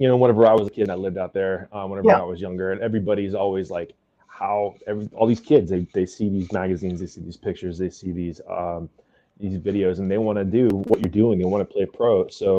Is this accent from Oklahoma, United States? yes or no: yes; Western Oklahoma, United States; I'm from Western Oklahoma, and it's like in the middle of the states, and there's nothing out there but grass and dirt.